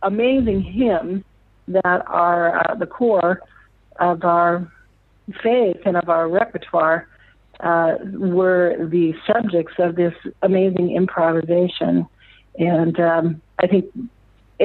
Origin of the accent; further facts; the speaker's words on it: Lakefield, Minnesota, United States; now in Omaha, United States; growing up in Minnesota, in the northern part of the United States